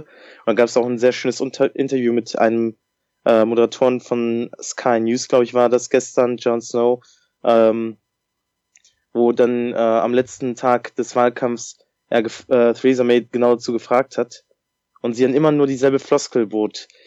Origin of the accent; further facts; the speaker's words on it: Germany; bei uns in Deutschland